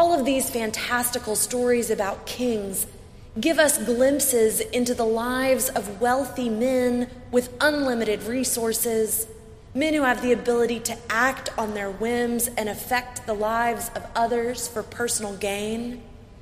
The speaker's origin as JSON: {"language": "English", "country": "United States", "said": "as an American in the 21st century"}